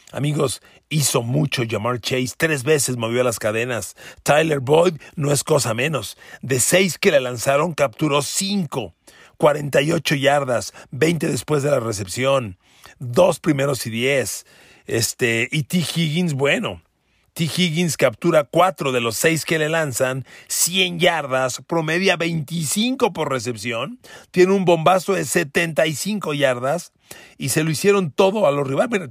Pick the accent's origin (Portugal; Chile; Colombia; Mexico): Mexico; yo soy mexicano